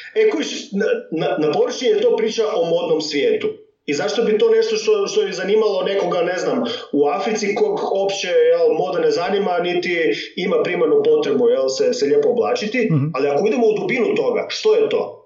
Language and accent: Croatian; Međimurje County, Croatia; accent: Kajkavian; first language Kajkavian Croatian; also born or lived in Germany; Odrastao sam kao dijete međumorske u Njemačkoj.